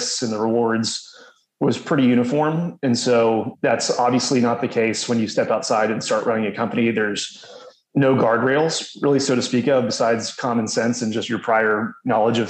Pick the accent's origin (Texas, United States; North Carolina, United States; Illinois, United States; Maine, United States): Texas, United States; Houston; also born or lived in New Orleans, Louisiana / Waco, Texas / Dallas, Texas; but my parents quickly moved to Houston 6 months later. I grew up in Houston